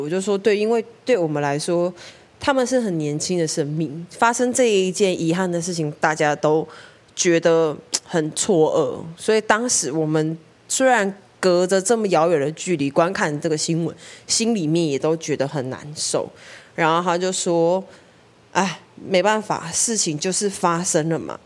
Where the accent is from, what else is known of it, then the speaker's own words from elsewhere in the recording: Taiwan; 我们来自台湾